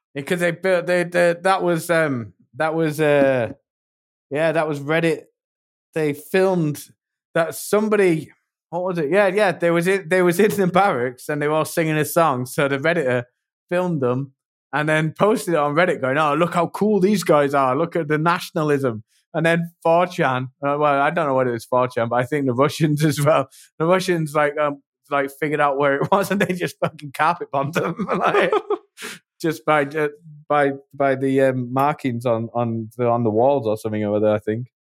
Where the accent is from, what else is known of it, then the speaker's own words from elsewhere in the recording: England, United Kingdom; accent: British; I'm English